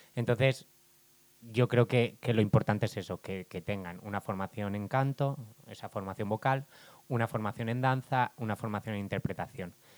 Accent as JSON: {"language": "Spanish", "town": "Barcelona", "region": "Catalonia", "country": "Spain", "said": "soy de Barcelona"}